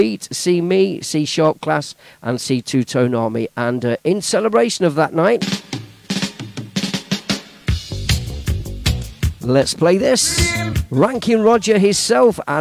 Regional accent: Leicester, East Midlands, United Kingdom; moved away; live in Leicester, which is my hometown

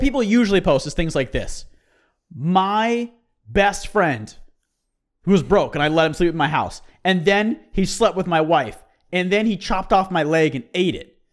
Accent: United States; as an American

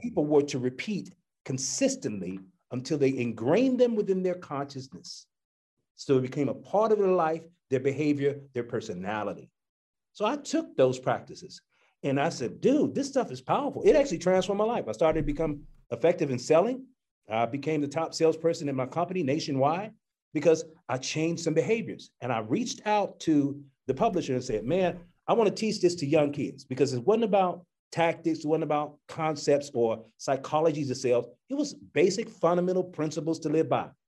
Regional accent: Chicago, Illinois, United States; I'm from Chicago

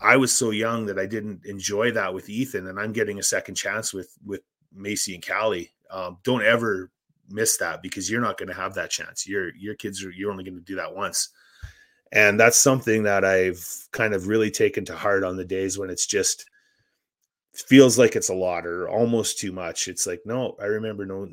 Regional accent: Saskatchewan, Canada; I grew up in Saskatchewan

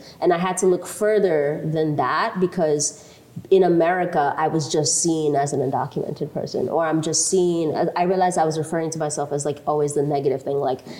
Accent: Eldama Ravine, Baringo County, Kenya; born there; I was born in El Dama Ravine. Nobody knows where that is, right?

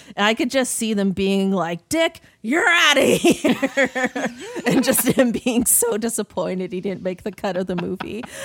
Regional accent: Toronto, Ontario, Canada; growing up in Toronto

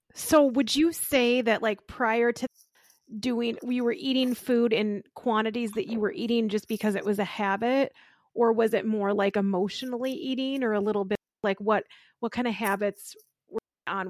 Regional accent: Austin, Minnesota, United States; I'm from Austin, Minnesota, where, you know, home of spam

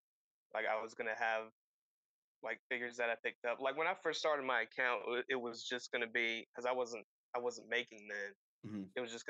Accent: Eastern North Carolina, United States; I am from Eastern North Carolina

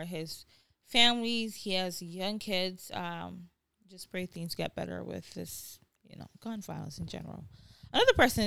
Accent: Nigeria; growing up in Nigeria, they didn't teach us these things.

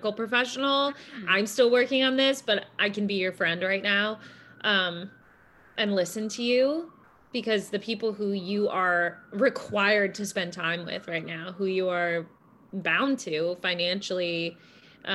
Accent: Wisconsin, United States; I'm from Wisconsin

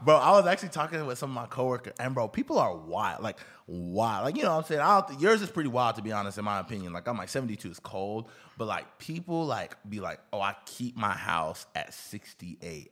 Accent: Houston, Texas, United States; I grew up in Houston, Texas

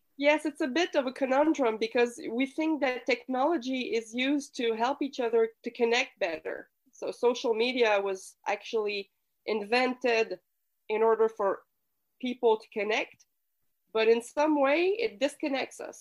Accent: Quebec City, Quebec, Canada; I come from Quebec City, so I was raised in a typical French speaking Quebec family.

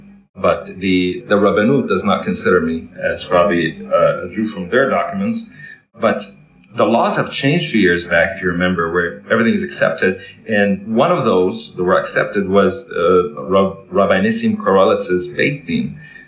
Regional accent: Florida, United States; also born or lived in Toronto, California, United States; Now, I'm from Florida, jumping back and forth between Florida and New York for work.

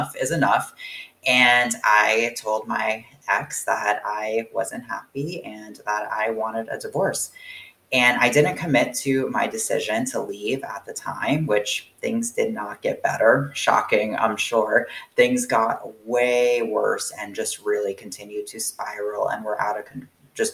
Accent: Florida, United States; moved away; I was born and raised in Florida

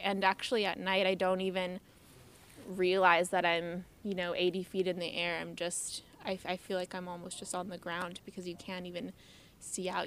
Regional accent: San Diego, California, United States; I'm originally from San Diego

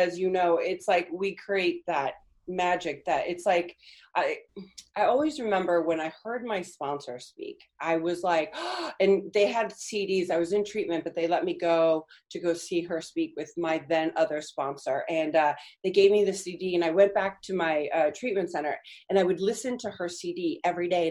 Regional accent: California, United States; first language Spanish; English is a second language; also born or lived in Argentina; I'm from California. I was born in California. My family's from Argentina, and I grew up in Argentina

